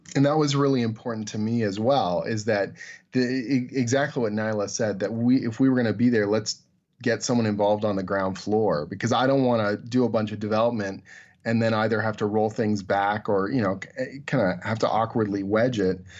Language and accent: English; Canada; I'm Canadian